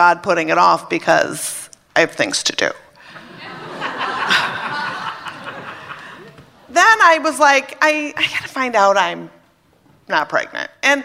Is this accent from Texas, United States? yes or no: no; Minnesota, United States; I was brought up in Minnesota, Catholic